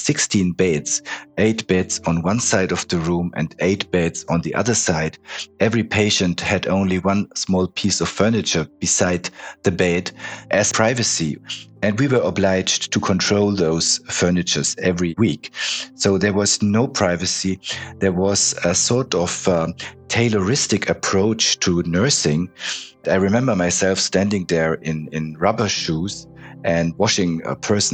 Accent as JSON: {"language": "English", "town": "Munich", "region": "Bavaria", "country": "Germany", "tie": "born or raised there", "also_born_or_lived": "Switzerland", "moved": "as an adult", "said": "I was born in Munich 57 years ago."}